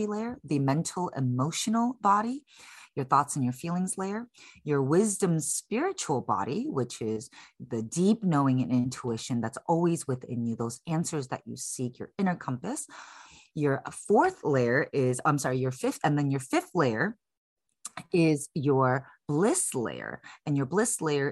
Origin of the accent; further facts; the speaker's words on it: Chicago, Illinois, United States; moved away as an adult; now in San Francisco, United States; I was born and raised in Chicago. I'm currently based in San Francisco, California. I've been here since 2007.